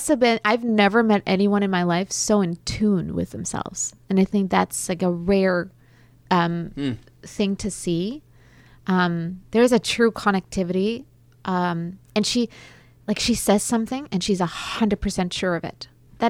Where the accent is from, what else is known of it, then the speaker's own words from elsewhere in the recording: South Carolina, United States; now in Dallas, United States; I'm from South Carolina, and then I lived in Roswell for a while, and now I'm here in Dallas.